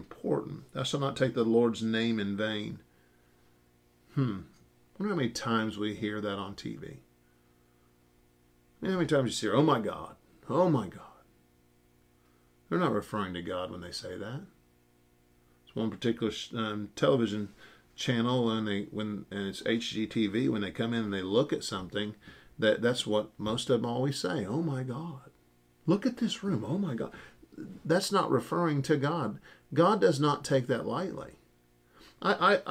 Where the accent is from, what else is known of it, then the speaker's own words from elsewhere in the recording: United States; As an American Christian, and especially an independent Baptist